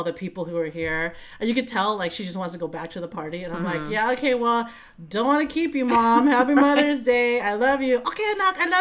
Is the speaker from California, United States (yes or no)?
yes; Vallejo, California, United States; I grew up in Vallejo. V-Town